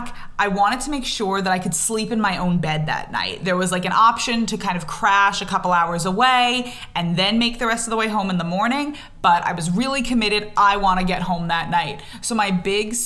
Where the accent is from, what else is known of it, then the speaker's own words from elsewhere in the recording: Long Island, New York, United States; moved away as an adult; also born or lived in Israel; I grew up on Long Island, but I lived in Israel for just over 3 years.